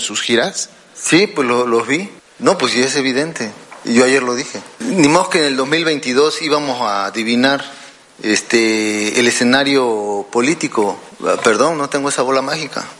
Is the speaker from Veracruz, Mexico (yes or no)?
yes; Jarocho, Veracruz, Mexico; sentirnos orgullosos de ser jarochos